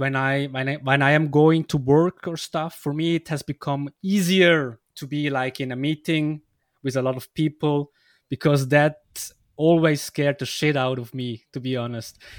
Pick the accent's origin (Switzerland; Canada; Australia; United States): Switzerland; English is a second language; I come from Switzerland